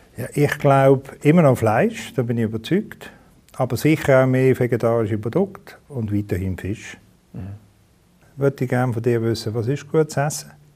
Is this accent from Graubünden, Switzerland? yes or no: no; Basel, Basel-Stadt, Switzerland; bin in Basel aufgewachsen